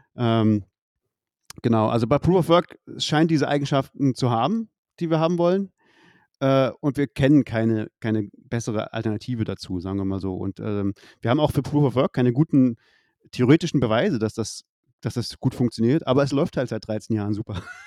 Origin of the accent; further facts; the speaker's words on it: Leipzig, Saxony, Germany; ich, ich komme aus Leipzig